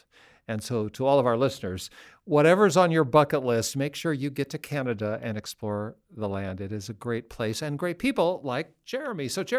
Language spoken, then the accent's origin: English; Seattle, Washington, United States; I grew up in Washington State, of course, in Seattle. And so for me to go to Vancouver or Victoria was nothing.